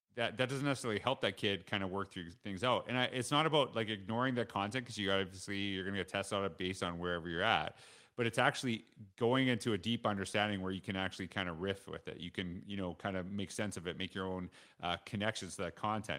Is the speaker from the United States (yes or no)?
no; Saskatchewan, Canada; also born or lived in Alberta; now in Stony Plain, Canada; I grew up in Saskatchewan